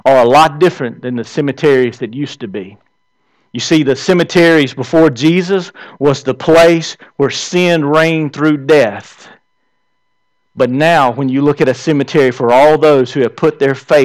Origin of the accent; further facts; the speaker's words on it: the South, United States; I'm from the South. Around here, we say, hey.